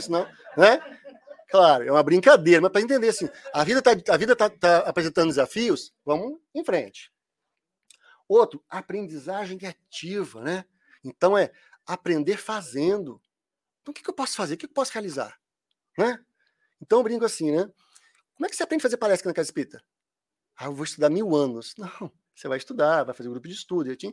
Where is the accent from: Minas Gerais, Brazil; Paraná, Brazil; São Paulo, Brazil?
Minas Gerais, Brazil; Quando fala nu, é porque eu sou mineiro